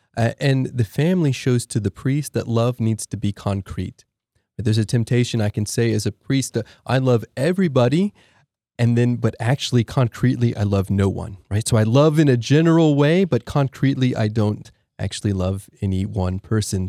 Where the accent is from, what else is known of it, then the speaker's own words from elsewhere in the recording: Allen, Texas, United States; now in Austin, United States; I grew up in Allen, Texas